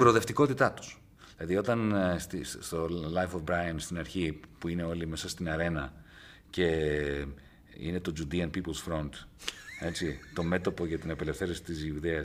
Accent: Greece; moved away; also born or lived in England; σε, πολύ μικρή ηλικία, όταν έφυγα από την Ελλάδα, το 1977, και πήγα στη, στην Αγγλία

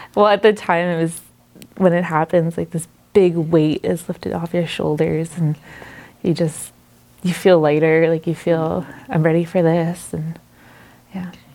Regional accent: Quebec, Canada; also born or lived in Moosonee, Ontario; now in Sudbury, Canada; Until I was about eight years old. And then my mom decided to move to Quebec

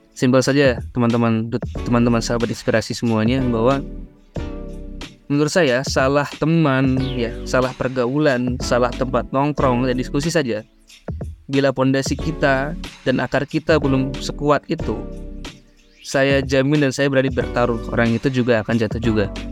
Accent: Ngawi, East Java, Indonesia; moved away as an adult; now in Bogor, Indonesia; aku dari Ngawi Jawa Timur, asal daerahnya

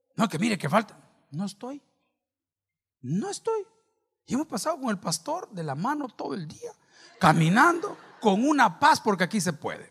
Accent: El Salvador

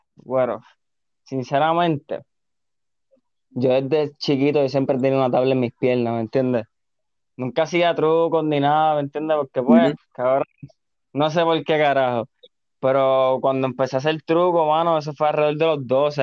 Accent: Carolina, Puerto Rico; also born or lived in Río Piedras; siempre he sido Carolina, nací en Río Piedra, pero viste, Carolina, cabrón, está Carolina

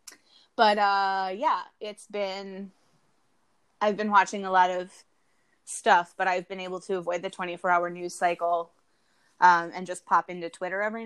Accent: suburb of Minneapolis, Minnesota, United States; I'm from a suburb of Minneapolis, literally a 5-minute drive across a bridge, and I'm in Minneapolis.

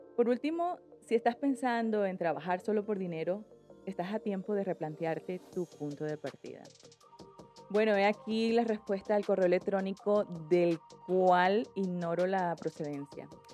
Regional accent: Colombia; moved away as an adult; now in Spain; Yo soy colombiana, mm, vivo en España hace 17 años casi

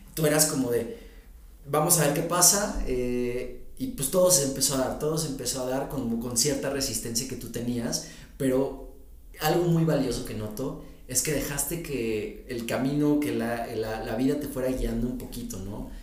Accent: Mexico City, Mexico; accent: fresa; a veces tienes acento fresa

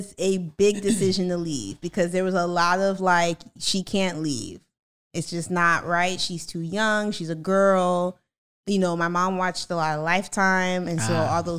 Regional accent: Palm Beach, Florida, United States; I'm from Palm Beach

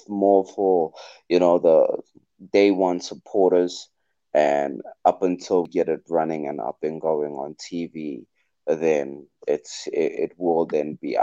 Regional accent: Klerksdorp, North West, South Africa; And I am from Northwest, that is in Klerksdorp

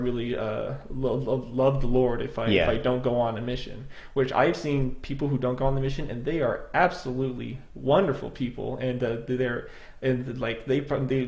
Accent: Idaho, United States; moved away as an adult; I am from Idaho, and there are a lot more church members in that region

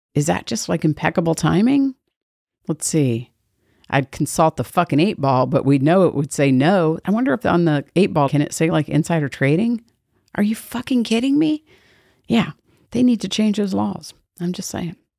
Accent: Georgia, United States

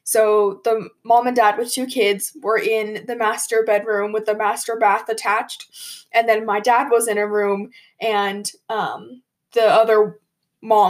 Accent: Colorado, United States; I'm from Colorado, and if you didn't know, we like to ski, and we have mountains

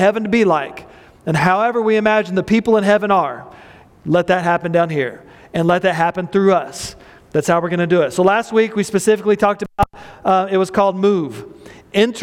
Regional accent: Midland, Texas, United States; I grew up in a mobile home park, Airline Mobile Home Park in Midland, Texas

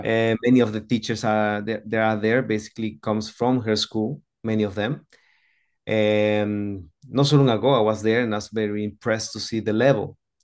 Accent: Antigua Guatemala, Sacatepéquez, Guatemala; I was born in Guatemala, as, as you, you know already, in a small city called Antigua

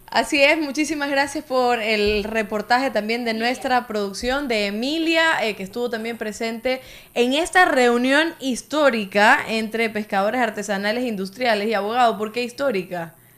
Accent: Cuba; now in Ecuador; yo como cubana

